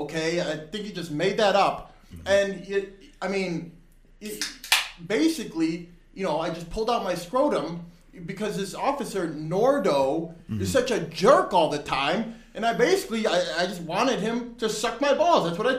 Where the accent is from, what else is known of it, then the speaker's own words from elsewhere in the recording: Chicago, Illinois, United States; Born and raised.